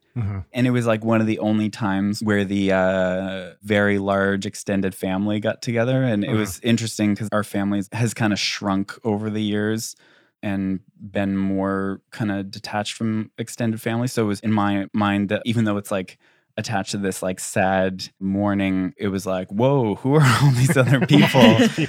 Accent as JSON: {"language": "English", "country": "Canada", "said": "I'm a musician from Canada and space."}